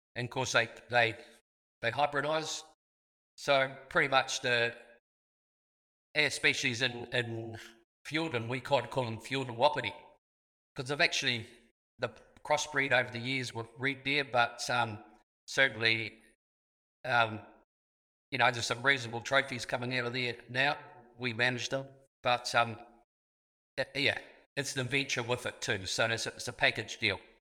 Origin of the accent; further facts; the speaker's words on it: Southland, New Zealand; I was born in Southland